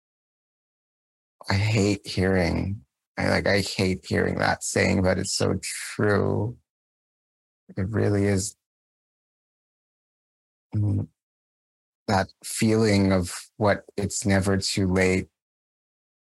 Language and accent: English; Canada; as a Canadian